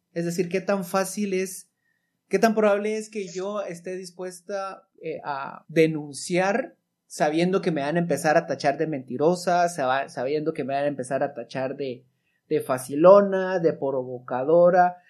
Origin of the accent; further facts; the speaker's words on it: Guatemala; como ciudadano guatemalteco